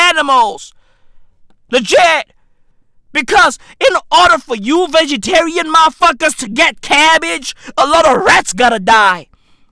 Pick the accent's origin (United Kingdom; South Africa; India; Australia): South Africa; I'm 30 years old. And I'm South African